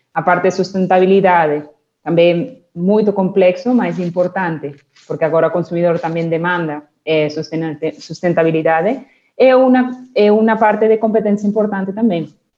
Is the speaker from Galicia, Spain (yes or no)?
no; Barcelona, Catalonia, Spain; Portuguese is a second language; moved away as an adult; also born or lived in United Kingdom; now in Brazil; Yo comencé mi carrera en España, en Barcelona, son eh, soy nacida en Barcelona